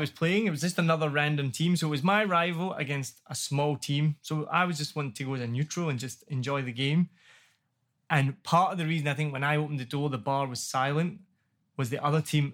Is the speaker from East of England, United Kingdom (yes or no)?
no; Glasgow, Scotland, United Kingdom; moved away as an adult; also born or lived in New York; now in Ho Chi Minh City, Vietnam; I'm from Glasgow, I'm in New York